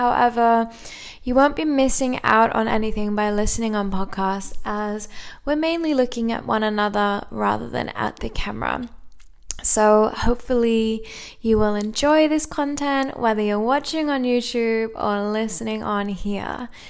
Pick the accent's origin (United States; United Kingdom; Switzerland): United Kingdom; Cardiff, Wales; also born or lived in England; I'm from the UK, although maybe by my accent you're a little bit confused, as I've had many people tell me. I'm from Wales in Cardiff in the UK originally.